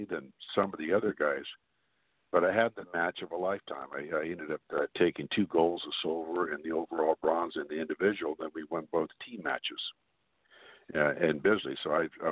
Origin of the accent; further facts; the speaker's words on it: Glendale, United States; also born or lived in Arkansas; me and my twin brother were born and raised in Glendale, my family was from Arkansas